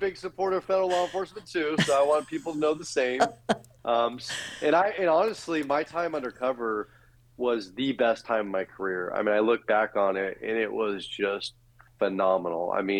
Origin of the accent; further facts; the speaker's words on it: San Francisco Bay Area, California, United States; I'm originally from the San Francisco Bay Area. Mm-hmm. I was born and raised.